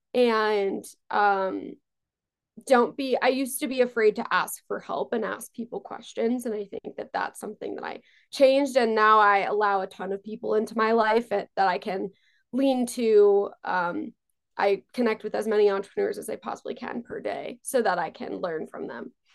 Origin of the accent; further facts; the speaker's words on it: Long Island, New York, United States; also born or lived in Israel; I grew up on Long Island